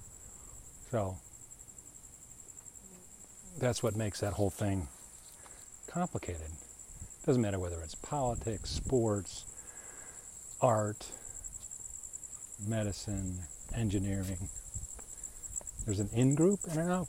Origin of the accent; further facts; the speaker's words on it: United States; us Americans